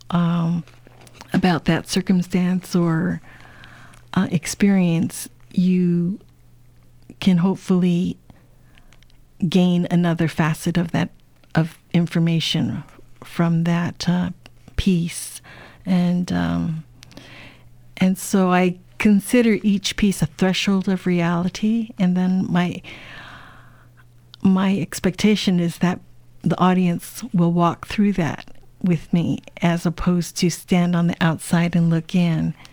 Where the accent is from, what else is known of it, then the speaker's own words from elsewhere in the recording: United States; so, again, being Chinese American, being from a family of immigrants, you know, these experiences are always on your mind.